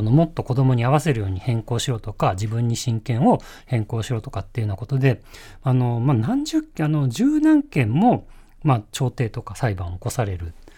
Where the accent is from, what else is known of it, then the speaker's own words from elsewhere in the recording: Yokohama, Kanagawa, Japan; 横浜出身で、えー、大学も東京で